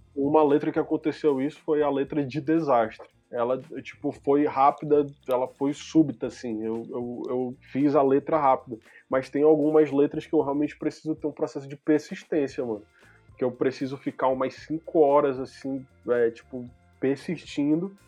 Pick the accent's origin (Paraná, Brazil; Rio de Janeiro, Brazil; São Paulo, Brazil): São Paulo, Brazil; nasci em São Paulo